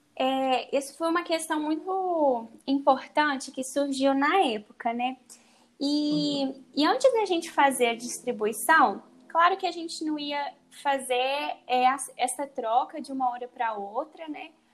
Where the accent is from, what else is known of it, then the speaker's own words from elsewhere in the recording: Minas Gerais, Brazil; sou de Minas Gerais